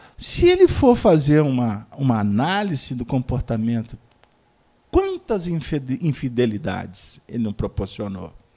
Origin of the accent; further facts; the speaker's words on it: Dom Joaquim, Minas Gerais, Brazil; Lá na, no interior de Minas, lá na minha terra, Dom Joaquim